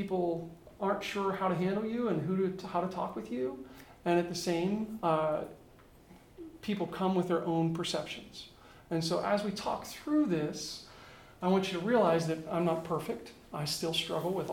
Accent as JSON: {"language": "English", "town": "Pittsburgh", "region": "Pennsylvania", "country": "United States", "tie": "born or raised there", "also_born_or_lived": "Fairfield, California / Buffalo, New York / Beijing, China / Tucson, Arizona", "moved": "as an adult", "said": "I grew up near Pittsburgh, Pennsylvania."}